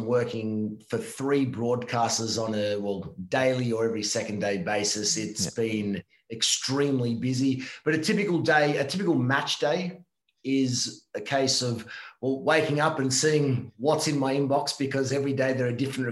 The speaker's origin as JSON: {"language": "English", "region": "Victoria", "country": "Australia", "tie": "born or raised there", "moved": "as an adult", "lives_now": "Italy", "said": "I was born in Australia, yes, but all my family were born and raised here in Italy."}